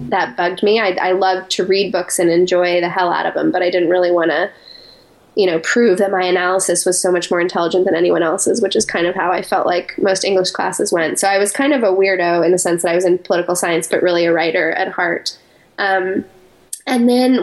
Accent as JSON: {"language": "English", "town": "Colorado Springs", "region": "Colorado", "country": "United States", "tie": "born or raised there", "also_born_or_lived": "New York City", "moved": "as an adult", "said": "I grew up in Colorado Springs, Colorado"}